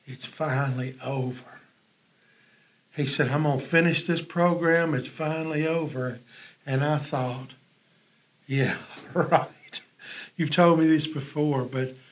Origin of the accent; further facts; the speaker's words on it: Independence, Mississippi, United States; We're from Independence